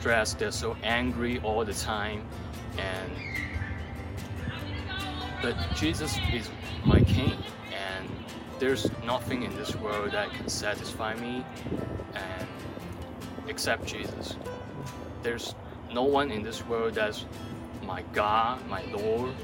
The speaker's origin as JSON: {"language": "English", "country": "China", "moved": "yes", "lives_now": "United States", "said": "I'm from China"}